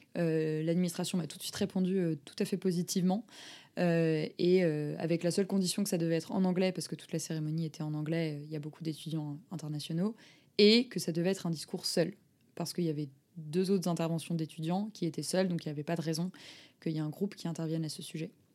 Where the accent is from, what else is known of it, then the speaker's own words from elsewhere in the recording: Lille, Hauts-de-France, France; J'ai grandi à Lille